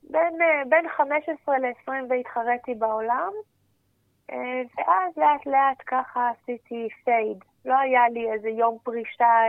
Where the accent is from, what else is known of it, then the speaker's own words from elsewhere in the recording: Jerusalem, Jerusalem District, Israel; ונוסעת ברחבי ירושלים, אני ירושלמית.